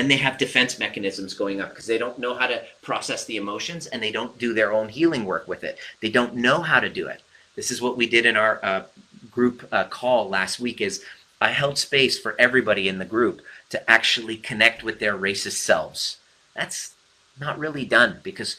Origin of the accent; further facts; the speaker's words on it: Iran; I'm Persian.